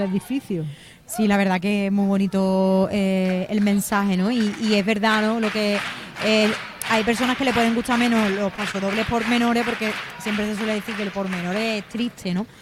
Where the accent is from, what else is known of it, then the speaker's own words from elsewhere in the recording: Cádiz, Andalusia, Spain; terminología que, usamos en Cádiz, que son de aquí